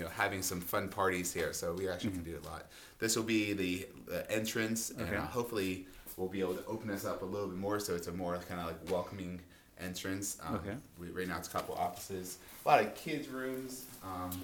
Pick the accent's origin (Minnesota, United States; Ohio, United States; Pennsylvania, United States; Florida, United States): Pennsylvania, United States; Pittsburgh; also born or lived in Jamaica; now in Worcester, United States; I'm from Pittsburgh originally.